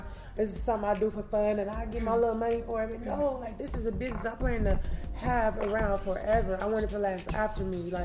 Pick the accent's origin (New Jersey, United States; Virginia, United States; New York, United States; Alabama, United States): Alabama, United States; Gaston; now in Cleveland, United States; I grew up in Gaston, Alabama